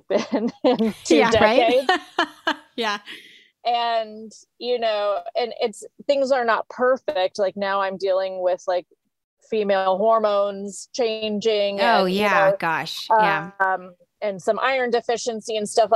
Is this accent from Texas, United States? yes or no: yes; Houston, Texas, United States; I grew up in Houston in the city